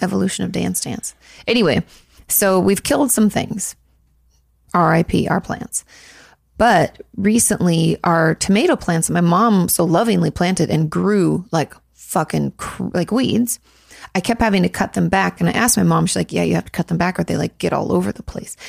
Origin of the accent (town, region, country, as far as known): California, United States; now in Texas, United States